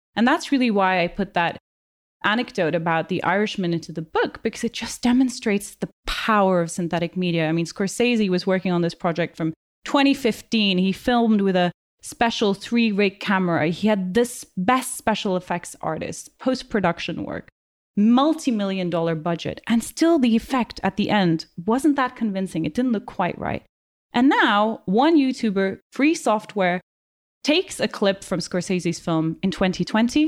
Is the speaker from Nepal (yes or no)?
yes; Kathmandu, Bagmati, Nepal; moved away as an adult; now in United Kingdom; I grew up in Kathmandu in the eighties and the nineties